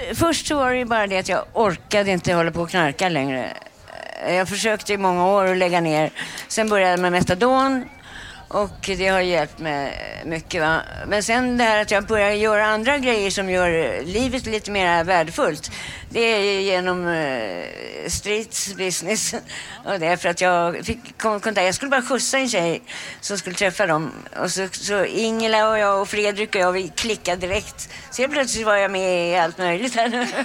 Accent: Stockholm, Stockholm County, Sweden; Jag växte upp på Östermalm

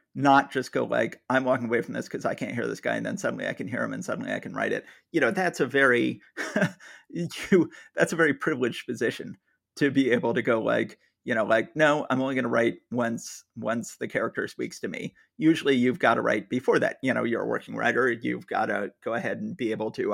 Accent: Atlanta, Georgia, United States; moved away; I was born and raised in Atlanta, Georgia

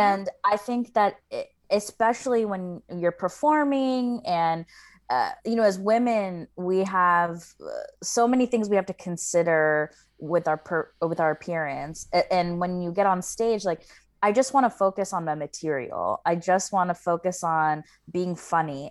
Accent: the South, United States; I grew up in the South

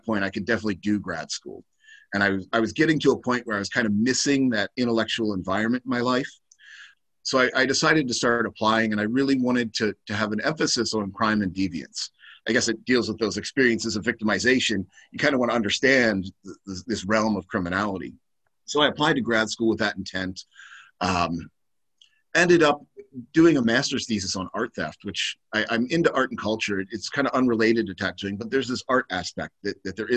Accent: Baltimore, Maryland, United States; I'm originally from Baltimore, which is like East Coast, very working class town

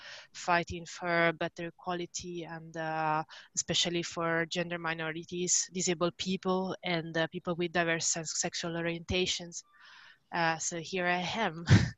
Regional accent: Italy; now in New Zealand; I'm originally from Italy.

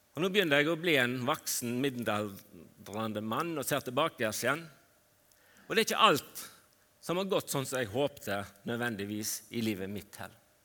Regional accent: Fitjar, Vestland, Norway; Jeg vokste opp på Fitjar på Stord

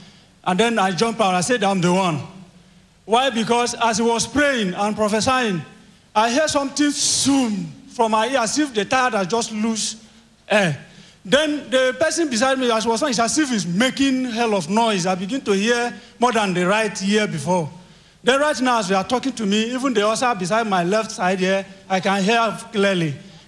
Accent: Kogi, Nigeria; Praise the Lord. … from Kogi State.

